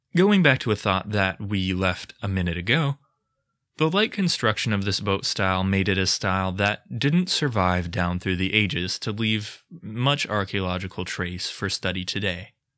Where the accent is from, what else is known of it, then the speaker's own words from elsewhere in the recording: United States; I'm too American for comfort